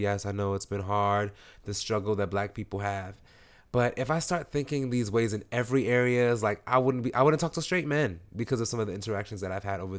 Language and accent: English; East Coast, United States; because we grew up on the East Coast. I'm not a West Coaster